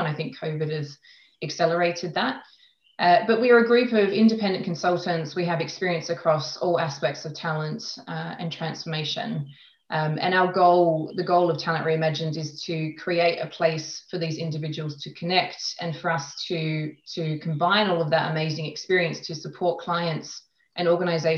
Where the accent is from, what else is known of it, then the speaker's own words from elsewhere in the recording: Australia; moved away as an adult; also born or lived in London; now in Switzerland; I am originally from Australia